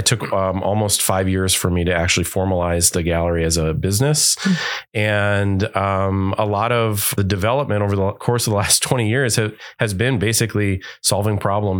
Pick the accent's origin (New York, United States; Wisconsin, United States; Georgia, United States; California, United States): Wisconsin, United States; Wauwatosa; also born or lived in Milwaukee; Yeah, I have to say, like growing up in Wauwatosa and in Milwaukee my whole life, I didn't really realize that there weren't models of artists